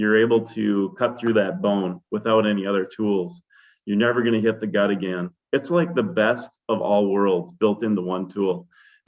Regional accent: Wisconsin, United States; I'm from Wisconsin

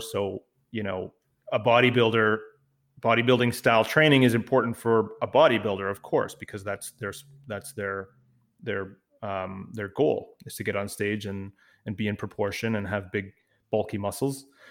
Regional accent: Canada; also born or lived in Ottawa, Ontario; I'm the Canadian part of the podcast duo

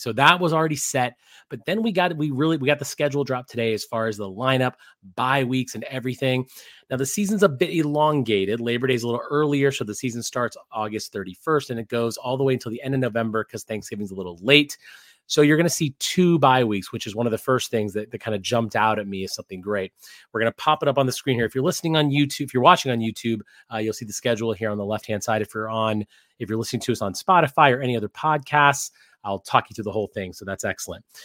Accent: Midwest, United States; moved away as an adult; also born or lived in Wisconsin; now in Las Vegas, United States; I live in Las Vegas and I'm a West Coast guy after growing up in the Midwest, then going to Wisconsin

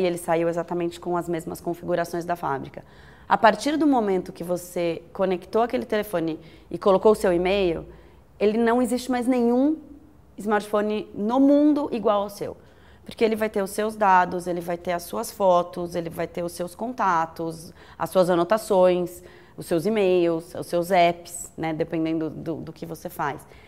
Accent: São Paulo, Brazil; eu sou paulistana

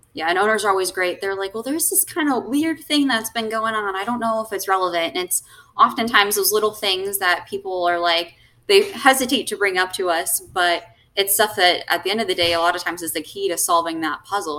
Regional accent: Warner Robins, Georgia, United States; moved away as an adult; also born or lived in West Palm Beach, Florida; now in Florida, United States; Georgia, Warner Robins, Georgia. Nobody's really ever heard of it, but kind of mm-hmm. did a little bit of growing up there

